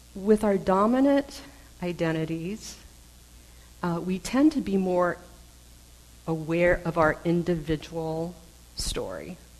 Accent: United States; I am intensely aware that I'm Chinese American

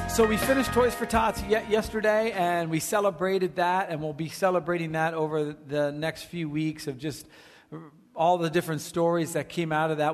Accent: Watchung, New Jersey, United States; now in California, United States; my hometown is Watchung, New Jersey

